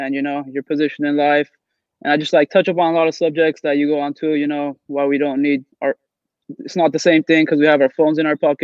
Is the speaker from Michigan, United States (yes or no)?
no; Los Angeles, California, United States; I'm from Los Angeles.